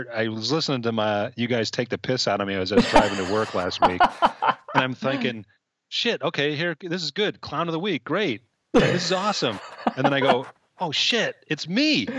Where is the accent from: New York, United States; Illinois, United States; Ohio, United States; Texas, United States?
Illinois, United States; Chicago; so I grew up what's called growing up behind enemy lines. So I grew up in the Chicago area, Bear fans everywhere.